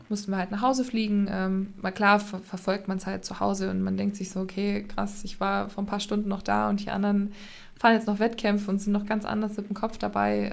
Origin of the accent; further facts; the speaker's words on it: Magdeburg, Saxony-Anhalt, Germany; now in Erfurt, Germany; komme aus Erfurt, gebürtig aber Magdeburg